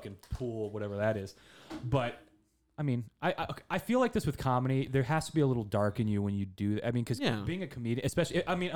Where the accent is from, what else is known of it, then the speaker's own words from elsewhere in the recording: Phoenix, Arizona, United States; also born or lived in Atlanta / New Orleans / Baton Rouge; I grew up here.